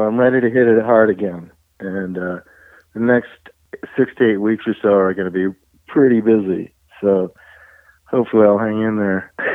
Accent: Colorado, United States; we're from Colorado

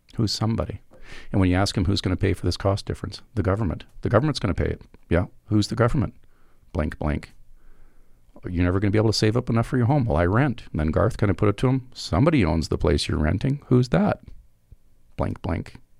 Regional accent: Alberta, Canada; I'm from Alberta

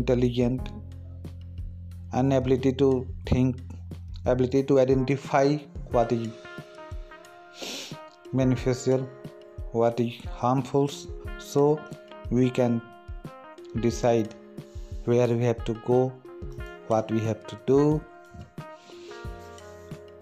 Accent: India; we Indian people

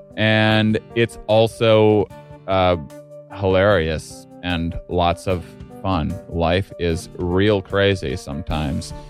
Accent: La Crosse, Wisconsin, United States; moved away; I'm from a small town in the Cross, Wisconsin

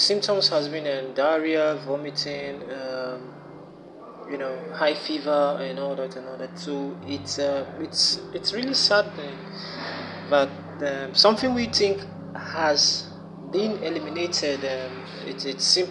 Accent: Nigeria; here in Nigeria, my home country

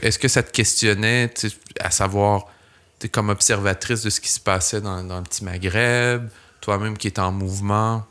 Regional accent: Laval, Quebec, Canada; also born or lived in Montreal; j'ai grandi à Laval, j'ai atterri à Montréal

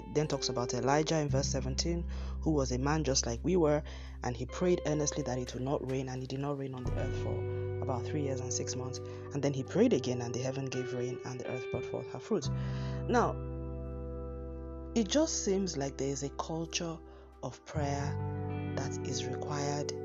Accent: Nigeria; I'm using Nigerian terms here because we all have to have our own independent sources of water here

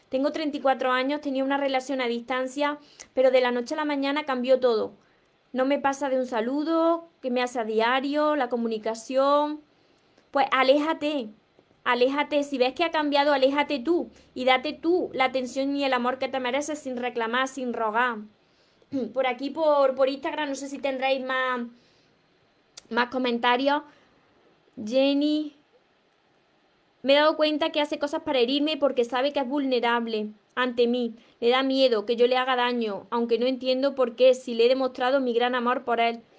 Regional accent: Córdoba, Argentina; soy de Argentina, Córdoba.

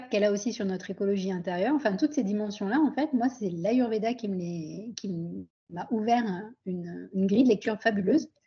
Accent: Pondicherry, Puducherry, India; also born or lived in France; donc à l'époque, je vivais à Pondichéry, en Inde, puisque mes deux parents sont originaires d'Inde. Je suis née en France, mais à 10 ans, ma famille a décidé de rentrer en Inde.

